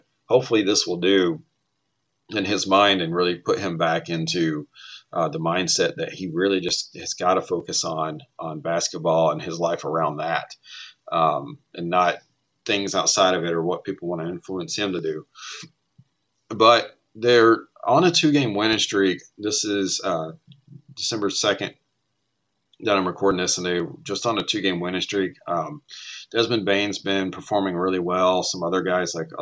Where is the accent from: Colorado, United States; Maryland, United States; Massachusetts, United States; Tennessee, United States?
Tennessee, United States; I grew up in Tennessee